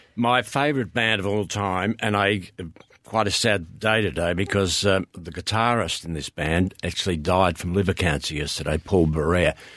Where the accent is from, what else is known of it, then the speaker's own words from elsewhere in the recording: Swan Hill, Victoria, Australia; I grew up in Swan Hill